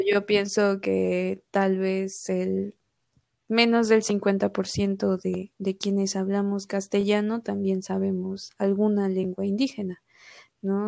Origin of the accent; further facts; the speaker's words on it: Coatepec, Veracruz, Mexico; also born or lived in Xalapa; yo nací en Jalapa, pero toda mi vida he vivido en Coatepec